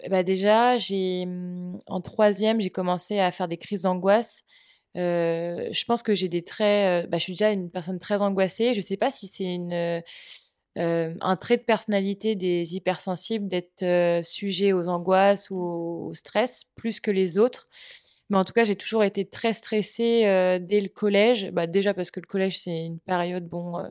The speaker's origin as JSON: {"language": "French", "region": "Brittany", "country": "France", "moved": "yes", "lives_now": "Nantes, France", "said": "je suis bretonne"}